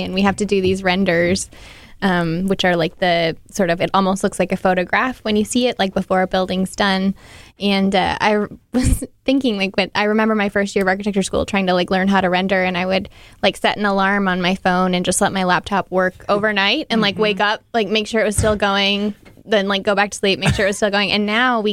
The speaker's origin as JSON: {"language": "English", "region": "North Dakota", "country": "United States", "said": "I got one of my first internships because I'm from North Dakota and everyone knows everyone in North Dakota"}